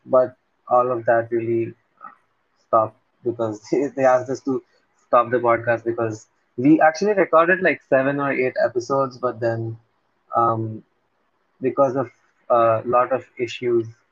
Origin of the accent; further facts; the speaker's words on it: Ahmedabad, Gujarat, India; I'm from a city called Ahmedabad.